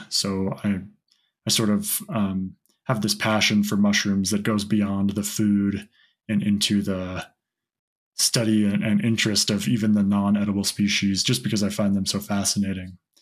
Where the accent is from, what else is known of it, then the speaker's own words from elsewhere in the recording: Santa Fe, New Mexico, United States; I grew up in Santa Fe, which is the highest capital in the U.S.